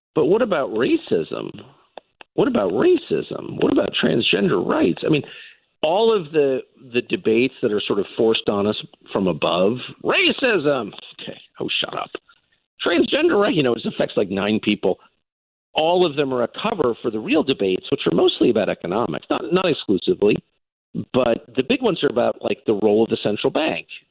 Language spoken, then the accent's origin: English; United States; born or raised there